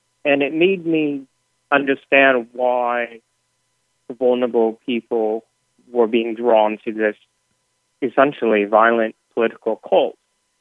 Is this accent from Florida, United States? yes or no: no; Portland, Oregon, United States; in Portland, my hometown